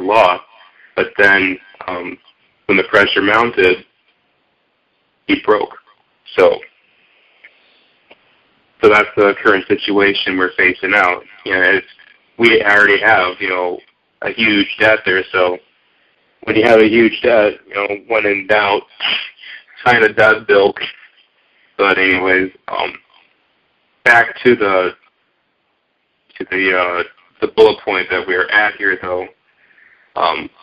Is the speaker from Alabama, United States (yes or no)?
no; Chicago, Illinois, United States; I'm from Chicago area, so I'm in the hub there. I'm in the suburbs there.